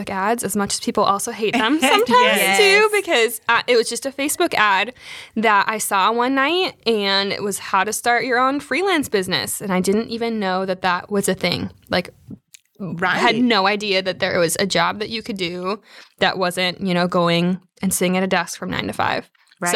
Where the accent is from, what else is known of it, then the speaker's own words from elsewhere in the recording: Wisconsin, United States; moved away as an adult; now in South Carolina, United States; I am from Wisconsin originally, like you said, Anita. So I am going to always be a cheesehead at heart.